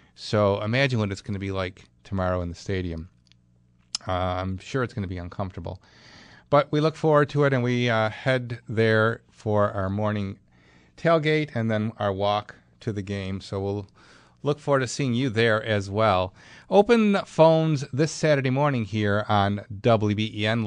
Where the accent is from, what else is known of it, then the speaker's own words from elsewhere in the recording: Clarence, New York, United States; my hometown clarence new york